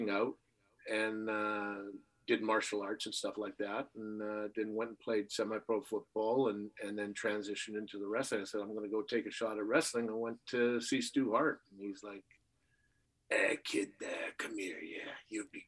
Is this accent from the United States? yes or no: no; Canada; growing up in Canada